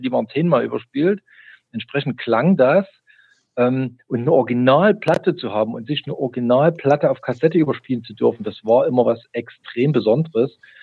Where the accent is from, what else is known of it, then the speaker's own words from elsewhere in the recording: East Germany, Germany; ich bin gebürtiger DDR-Bürger